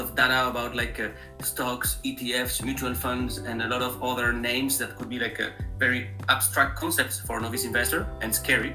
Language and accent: English; France; English is a second language; moved away as an adult; also born or lived in Spain; now in Cleveland, United States; as you hear from my accent, it's not a Midwest accent. I am originally from France.